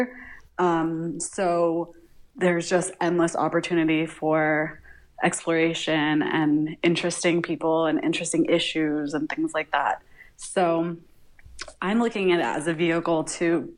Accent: Miami, Florida, United States; now in San Juan, Puerto Rico; I'm from Miami originally

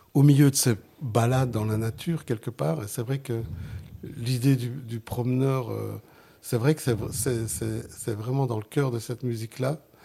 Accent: Genk, Flanders, Belgium; first language Sicilian; French is a second language; Je suis né en Belgique, je suis né dans Limbourg, en, Flandre, à Waterskay

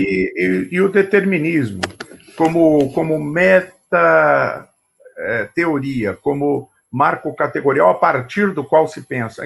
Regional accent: São Paulo, Brazil; nasci nessa família presbiteriana em São Paulo

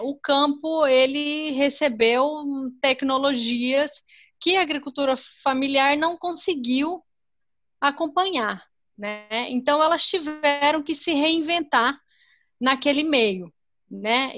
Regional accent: Pernambuco, Brazil; also born or lived in Mato Grosso; now in Cuiabá, Brazil; eu sou pernambucana. Então, mas eu moro aqui no Mato Grosso

